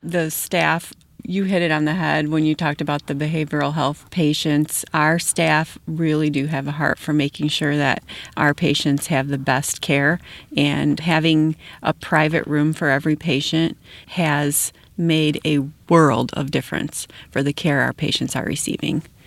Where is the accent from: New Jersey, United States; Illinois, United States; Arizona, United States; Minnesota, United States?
Illinois, United States; Wilmington; now in St. Anne, United States; I grew up in Wilmington and live in St. Anne right now